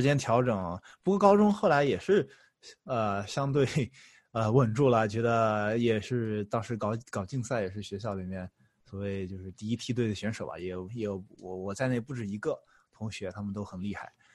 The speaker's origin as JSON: {"language": "Chinese", "town": "Chengdu", "region": "Sichuan", "country": "China", "tie": "born or raised there", "also_born_or_lived": "Shanghai, China", "moved": "as an adult", "lives_now": "United States", "said": "我高中，呃，是在成都期中，我也是成都人"}